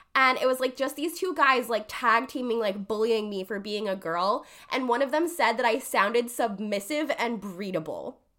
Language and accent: English; Jacksonville, Florida, United States; born and raised in Jacksonville, same age as the Jags